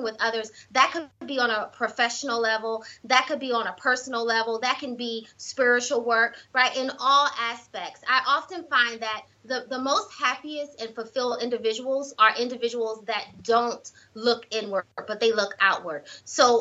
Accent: South Carolina, United States; moved away; I'm originally from South Carolina

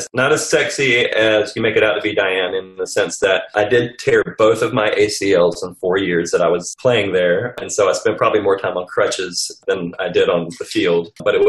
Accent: Azores, Portugal; born there; I actually was born in Portugal. Yes. Actually, I was born in the Azores Islands off the coast of Portugal. My dad was in the Air Force.

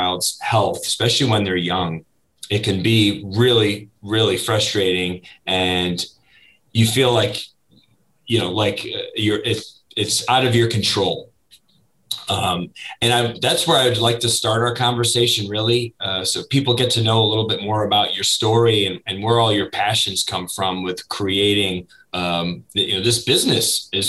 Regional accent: Northeast, United States; moved away as an adult; now in Florida, United States; I did not grow up in Florida. I was born and raised up in the Northeast. So I moved to Florida in my mid-20s

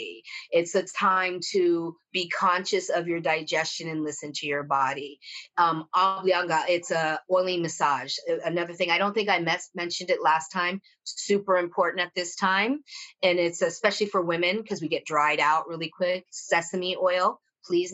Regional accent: Italy; moved away; I grew up in Italy, like, so I had a family and like living your best life and being with your people

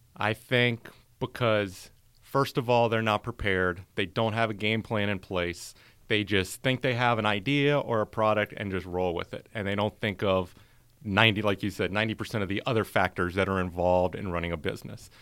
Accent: North Carolina, United States; moved away as an adult; also born or lived in New Orleans, Louisiana; now in Tampa, United States; born there, moved to North Carolina in my elementary school days and then went to college in North Carolina

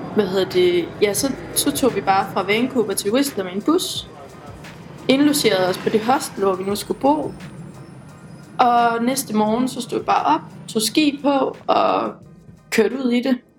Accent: West Jutland, Central Denmark Region, Denmark; now in Aarhus, Denmark

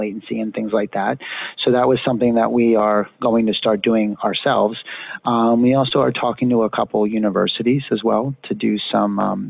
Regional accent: Pennsylvania, United States; moved away; I'm actually from Pennsylvania originally.

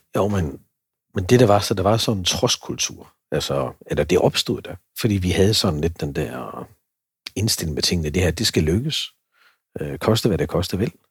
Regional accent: Herning, Central Denmark Region, Denmark; also born or lived in Lind; jeg er fra Herning og, og øh, opvokset i Vestjylland

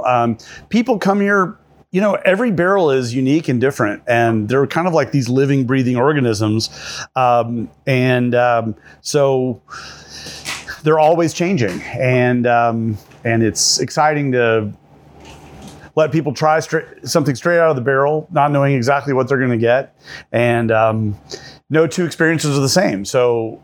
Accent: Henderson, Kentucky, United States; moved away as an adult; also born or lived in California; now in Kentucky, United States; I am from Kentucky, originally from Henderson, Kentucky

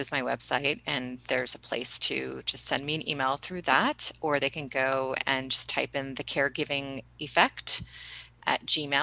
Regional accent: East Coast, United States; we grew up on the East Coast

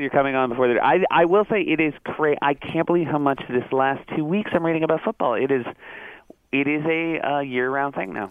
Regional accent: New England, United States; also born or lived in Michigan; I sort of grew up in uh, in Michigan and then New England were my formative years.

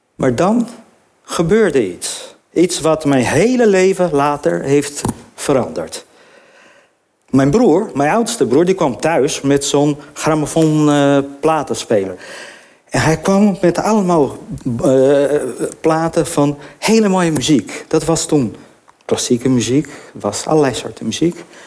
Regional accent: Brazil; now in Netherlands; ik ben Braziliaan

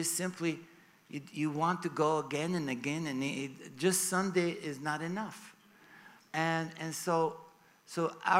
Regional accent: Sofia, Sofia City, Bulgaria; moved away as an adult; also born or lived in Hollywood; I was born in Bulgaria. I actually flew from Sofia, from my hometown, yesterday.

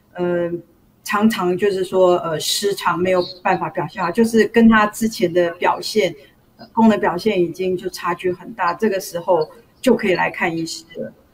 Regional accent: Taiwan; also born or lived in Taipei; 我小时候是在乡下的小学成长

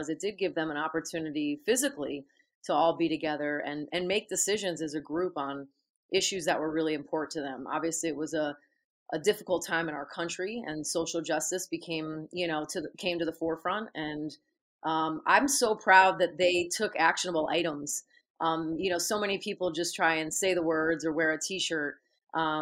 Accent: Connecticut, United States; I grew up in Connecticut

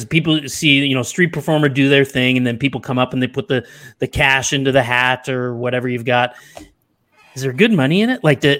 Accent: Ottawa, Ontario, Canada; You know, I grew up with David in Ottawa

